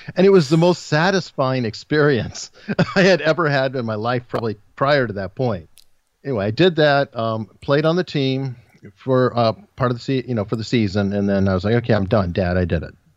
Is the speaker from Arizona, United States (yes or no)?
yes; Tucson, Arizona, United States; now in Hampton Roads, Virginia, United States; I was born and raised in Tucson, Arizona